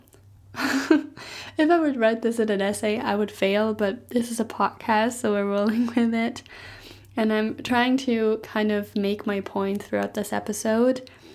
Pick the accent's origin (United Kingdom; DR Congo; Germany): Germany; first language German; English is a second language; moved away; in Germany, I might talk a little bit more with a slang